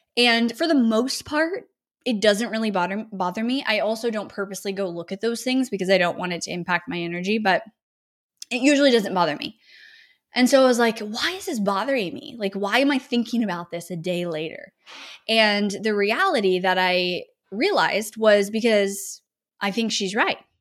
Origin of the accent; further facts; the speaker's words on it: Northern California, United States; moved away as an adult; now in Austin, United States; growing up in California, especially Northern California